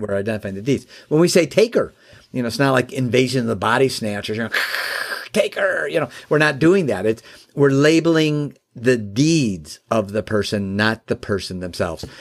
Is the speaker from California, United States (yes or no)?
no; Chicago, Illinois, United States; now in Michigan, United States; I live in Michigan now, and, uh, I was born and raised in the Chicagoland area